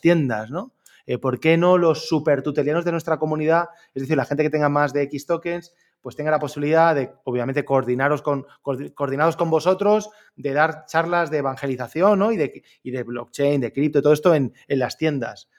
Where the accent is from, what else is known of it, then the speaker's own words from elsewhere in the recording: Orihuela, Valencian Community, Spain; yo soy de Orihuela, un pueblo entre Alicante y Murcia